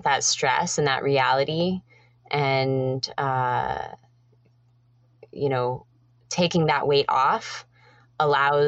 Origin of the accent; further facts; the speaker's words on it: Colorado, United States; also born or lived in British Columbia, Canada; now in Cortes Island, Canada; I am originally from Colorado, but I've been living in British Columbia for almost half my life.